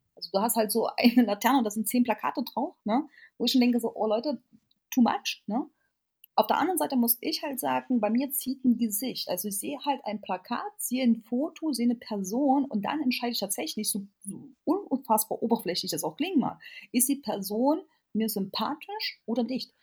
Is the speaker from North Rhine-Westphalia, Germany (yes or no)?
no; Erfurt, Thuringia, Germany; ich komme jetzt aus Erfurt